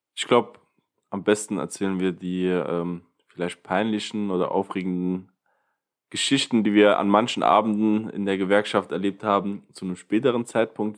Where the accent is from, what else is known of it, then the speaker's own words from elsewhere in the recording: Ottweiler, Saarland, Germany; Ottweiler. Das ist eine sehr, sehr alte Stadt